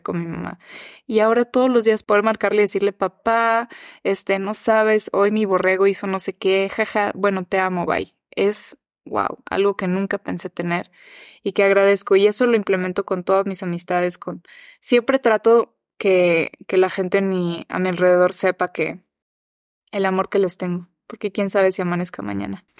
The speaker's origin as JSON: {"language": "Spanish", "country": "Mexico", "also_born_or_lived": "United States", "said": "soy mexicana, pero soy gringa también"}